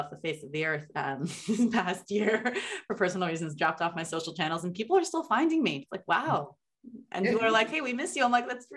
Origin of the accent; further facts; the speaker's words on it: New York, United States; now in Los Angeles, United States; Like I grew up in New York.